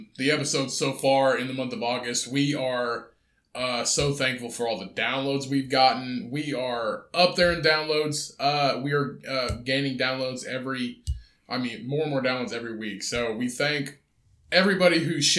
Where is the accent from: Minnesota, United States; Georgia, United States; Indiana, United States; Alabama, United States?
Indiana, United States; We're from Indiana